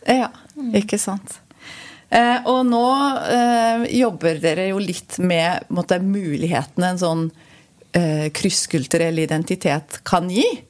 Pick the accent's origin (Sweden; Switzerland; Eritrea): Switzerland; moved away as an adult; now in Norway; Jeg er jo opprinnelig fra Sveits. Flytta hit som 20-åring